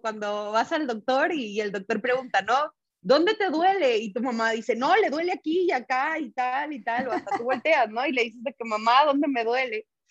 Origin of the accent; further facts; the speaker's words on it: northern Mexico, Mexico; moved away as an adult; now in Guadalajara, Mexico; yo soy del norte de México